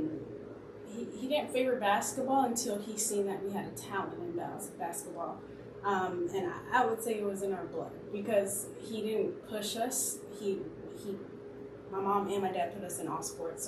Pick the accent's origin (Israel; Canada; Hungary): Canada; moved away as an adult; now in Pensacola, United States; I born and raised in Canada.